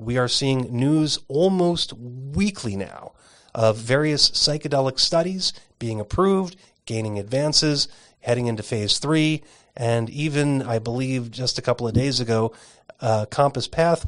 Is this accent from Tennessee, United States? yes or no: no; Arizona, United States; In the instance of peyote, for example, my home state of Arizona has a peyote protection statute